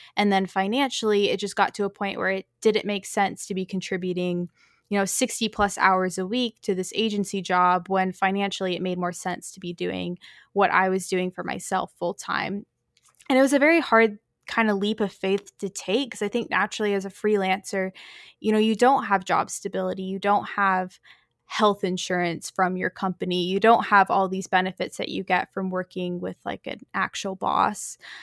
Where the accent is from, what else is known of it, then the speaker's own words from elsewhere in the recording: North Texas, United States; moved away as an adult; also born or lived in Chicago, Illinois / New York City; I was born in Chicago, but have pretty much lived here in Texas my whole life